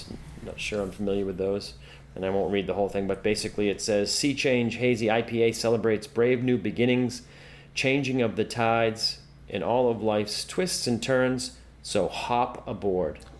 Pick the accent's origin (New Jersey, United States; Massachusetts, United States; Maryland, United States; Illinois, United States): Massachusetts, United States; we're all from Mass